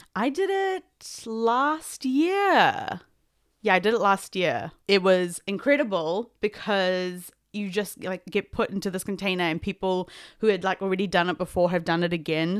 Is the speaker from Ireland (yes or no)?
no; South Africa; I am South African Indian